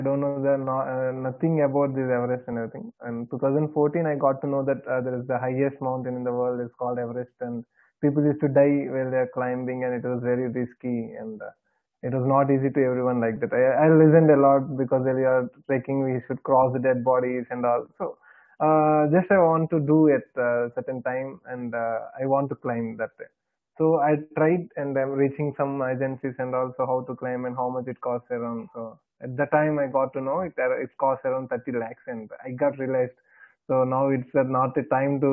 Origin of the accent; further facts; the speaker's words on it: Visakhapatnam, Andhra Pradesh, India; I am from Vishakhapatnam